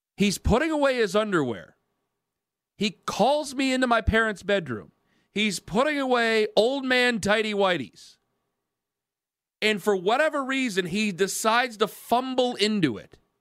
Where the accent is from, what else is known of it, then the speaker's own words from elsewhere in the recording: Ohio, United States; I'm from Ohio. I'm dying in Ohio.